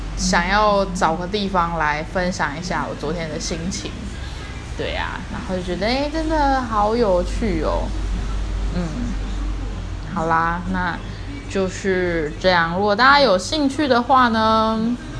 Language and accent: Chinese; Taiwan; accent: Taiwanese Mandarin; 我有一点台湾国语